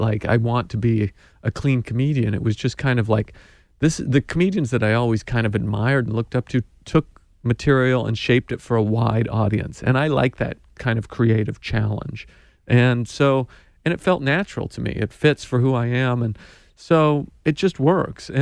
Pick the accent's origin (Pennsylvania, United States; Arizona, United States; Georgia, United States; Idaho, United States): Idaho, United States; moved away; I'm a kid from Idaho